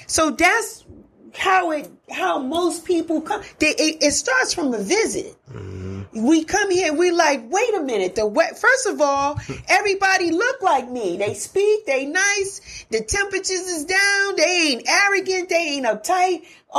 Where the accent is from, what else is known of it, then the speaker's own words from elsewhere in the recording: New York, United States; Because even though I came from New York, I'm going to keep it a buck.